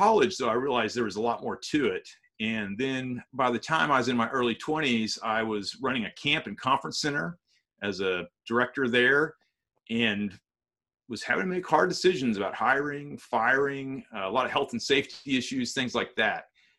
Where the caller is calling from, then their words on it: Texas, United States; Yeah, I'm in East Texas.